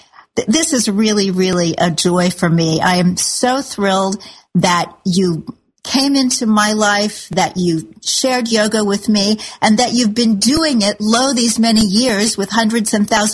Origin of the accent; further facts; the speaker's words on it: Kansas City, Missouri, United States; now in New York City, United States; I really love my old hometown of Kansas City